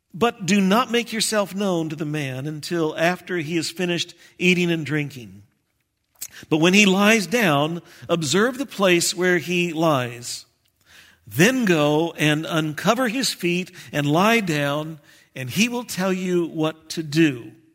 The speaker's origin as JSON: {"language": "English", "region": "Texas", "country": "United States", "moved": "yes", "said": "I'm from Texas"}